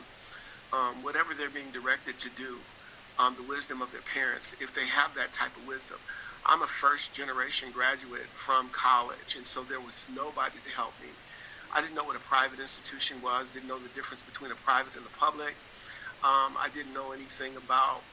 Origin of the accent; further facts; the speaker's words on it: Detroit, Michigan, United States; I grew up in Detroit, Michigan, during a time period where it was a lot of negativity surrounding the city